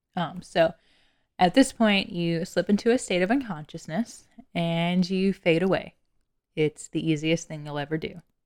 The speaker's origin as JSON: {"language": "English", "region": "Lower Alabama", "country": "United States", "said": "I was from L A. And by L A, I mean Lower Alabama"}